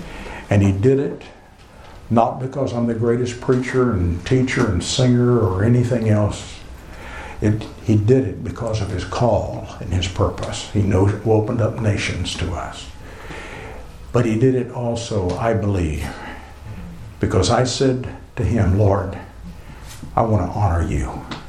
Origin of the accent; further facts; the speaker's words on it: United States; accent: American English; it's my American English ears rather than anybody's accent, because, I don't have an accent.